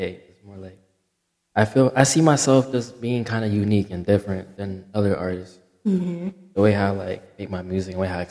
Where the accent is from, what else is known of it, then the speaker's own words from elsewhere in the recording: Maryland, United States; I'm from Maryland. I go to Morgan State.